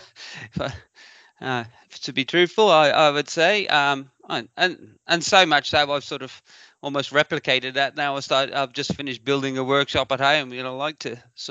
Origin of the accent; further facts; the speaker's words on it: Hereford, West Midlands, United Kingdom; accent: farming-y where I were over accent; moved away as an adult; now in Brisbane, Australia; originally I'm from a country town called Hereford back in the UK, and I grew up on a dairy farm